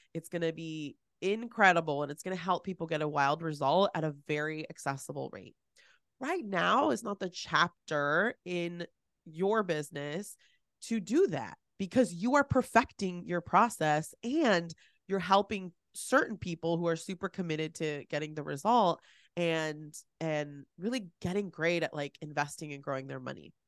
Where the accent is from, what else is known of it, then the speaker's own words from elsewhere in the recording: San Francisco, California, United States; I am born and raised in the San Francisco Bay Area. I was born in San Francisco